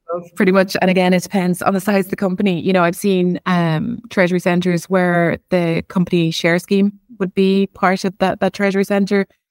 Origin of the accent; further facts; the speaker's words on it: Ireland; being Irish